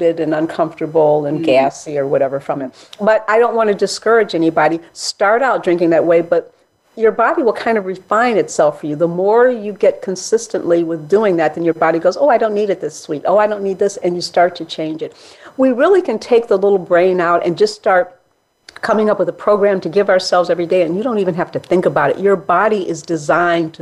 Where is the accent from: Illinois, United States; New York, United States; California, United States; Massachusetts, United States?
Illinois, United States; Chicago; I grew up in Hyde Park, Chicago, which is a mixed area